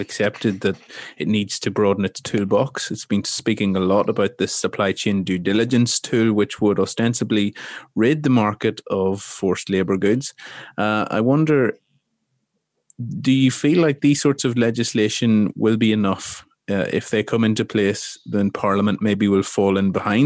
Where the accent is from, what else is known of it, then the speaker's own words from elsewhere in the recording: Ireland; moved away; also born or lived in London; in my home country of Ireland